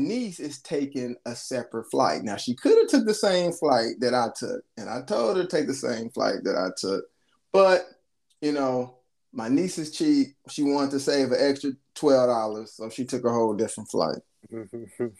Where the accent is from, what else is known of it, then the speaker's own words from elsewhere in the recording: United States; I'm American